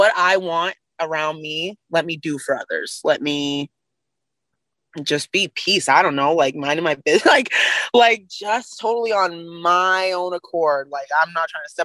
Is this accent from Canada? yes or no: no; United States; being an American